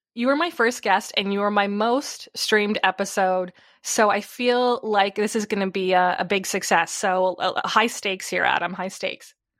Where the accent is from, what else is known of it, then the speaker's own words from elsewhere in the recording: Tilbury, Ontario, Canada; I'm actually from Southern Ontario. It's actually called Tilbury.